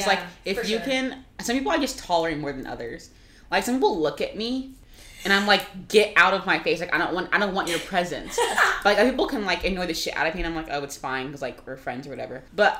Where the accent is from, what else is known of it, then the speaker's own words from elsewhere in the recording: Florida, United States; I'm from Florida